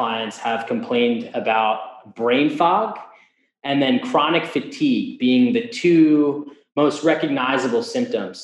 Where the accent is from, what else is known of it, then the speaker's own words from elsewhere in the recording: New Jersey, United States; I'm from the Northeast, New Jersey particularly